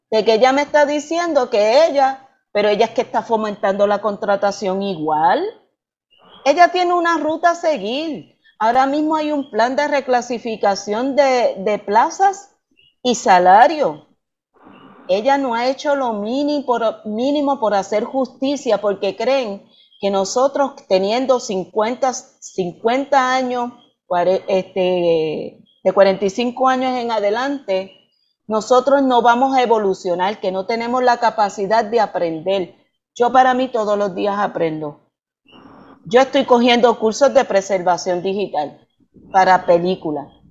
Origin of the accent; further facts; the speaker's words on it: Puerto Rico; como puertorriqueña